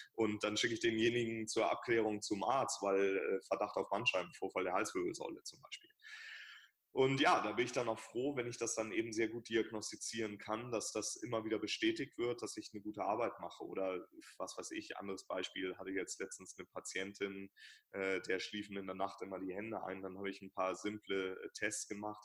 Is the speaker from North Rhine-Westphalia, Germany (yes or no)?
no; Hamburg, Germany; ich bin Hamburger, also meine Praxis ist in Hamburg